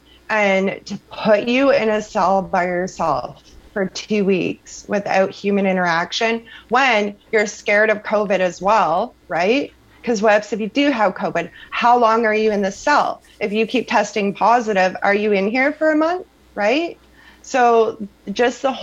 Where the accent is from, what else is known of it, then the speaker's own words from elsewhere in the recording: Sarnia, Ontario, Canada; Sarnia Jail in my hometown